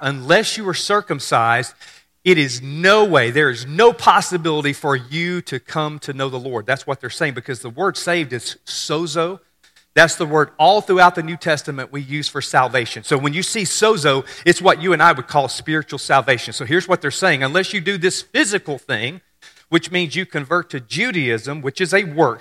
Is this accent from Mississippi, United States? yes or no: yes; Mississippi, United States; I grew up in Mississippi. We're fairly simple.